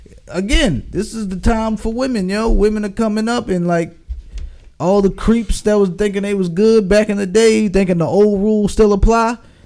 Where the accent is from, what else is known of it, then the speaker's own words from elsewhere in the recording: Baltimore, Maryland, United States; I'm from Baltimore.